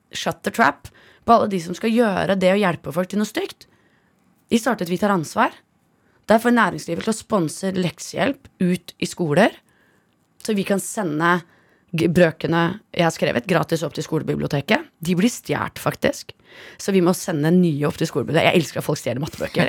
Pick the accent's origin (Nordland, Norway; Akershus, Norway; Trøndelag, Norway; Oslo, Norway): Oslo, Norway; jeg vokste opp på Ammerud